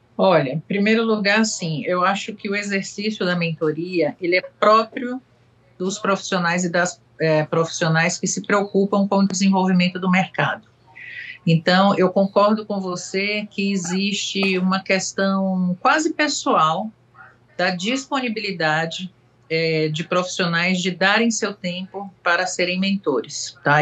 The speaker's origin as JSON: {"language": "Portuguese", "town": "Salvador", "region": "Bahia", "country": "Brazil", "also_born_or_lived": "France", "moved": "yes", "said": "eu sou de Salvador, né? Não só pelo meu sotaque"}